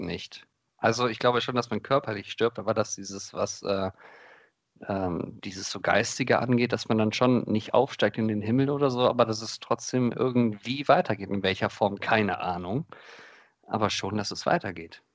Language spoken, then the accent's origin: German; Krefeld, North Rhine-Westphalia, Germany; bei uns in Krefeld, also in der Stadt, wo ich aufgewachsen bin